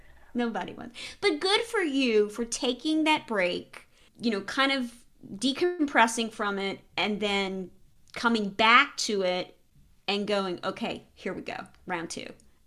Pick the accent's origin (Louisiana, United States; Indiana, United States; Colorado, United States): Louisiana, United States; Yeah, growing up in Louisiana, no. There's always gravy.